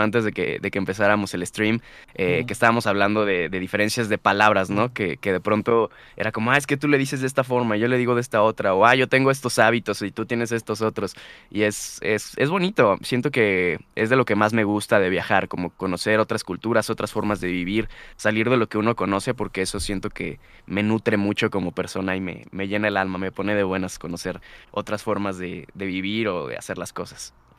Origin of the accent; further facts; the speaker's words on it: Guadalajara, Jalisco, Mexico; moved away as an adult; now in Mexico City, Mexico; yo regresé a, Guadalajara y, empecé a, acondicionar mi armario el armario que tenía en mi cuarto en casa de mis papás